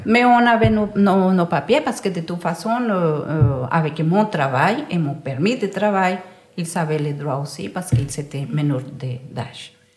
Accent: Valle del Cauca, Colombia; French is a second language; moved away as an adult; now in Brussels, Belgium; je me sens aussi colombienne que belge

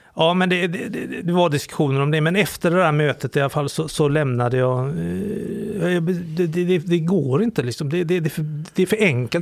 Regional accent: Sweden; jag är framförallt kulturellt extremt kristen. Som alla svenskar är

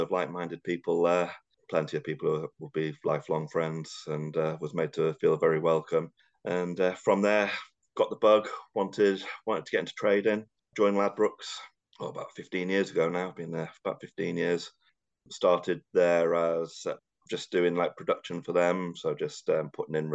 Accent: North Wales, United Kingdom; moved away as an adult; also born or lived in Liverpool / London; I was brought up in North Wales

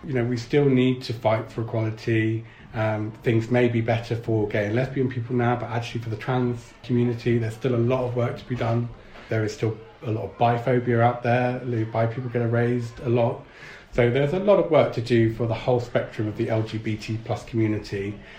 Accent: London, United Kingdom; now in Bristol, United Kingdom; I'm not Bristol born and bred. I moved down here from London.

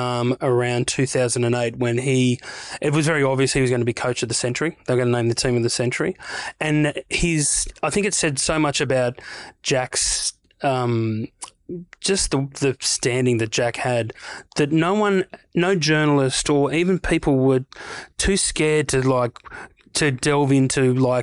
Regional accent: New South Wales, Australia; I grew up on the North Coast, but I spent a lot of time in Newey. Went to uni in Newcastle.

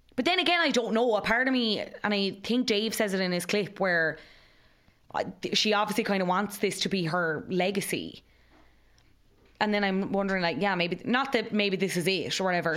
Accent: Cobh, Munster, Ireland; I'm from Cove

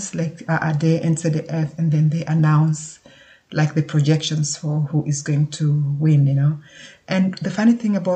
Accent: Kenya; now in Germany; I live in Germany. I was born and brought up in Kenya.

